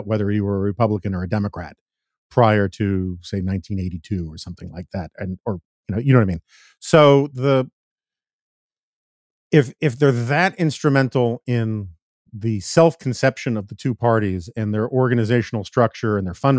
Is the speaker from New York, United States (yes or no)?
yes; New York City, New York, United States; moved away; also born or lived in Washington, D.C.; I grew up in New York City, and I've lived in Washington, D.C.